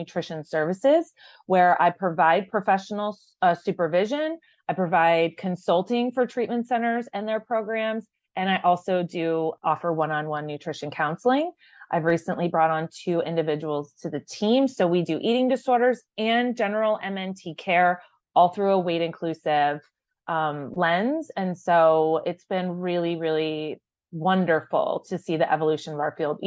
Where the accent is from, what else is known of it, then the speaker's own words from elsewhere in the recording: Tucson, Arizona, United States; I grew up in Tucson, so I am genuinely a Wildcat at heart